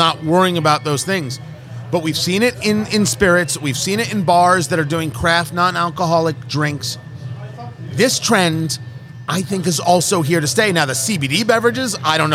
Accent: New Jersey, United States; I grew up in Jersey

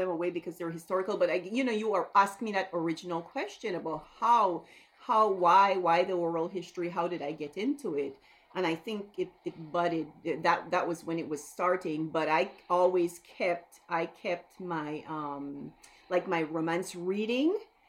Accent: Belize; moved away as an adult; now in United States; to get the accent out of the way, I'm from Belize

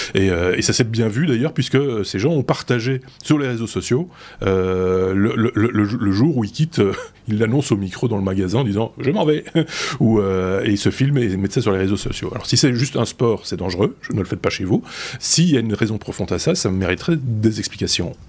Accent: Belgium; par chez nous, en Belgique

